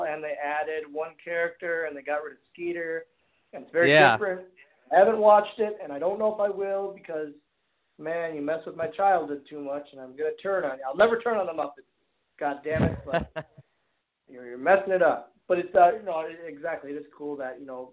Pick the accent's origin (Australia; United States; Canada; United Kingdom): United States; Oshkosh, Wisconsin; I got to be in my hometown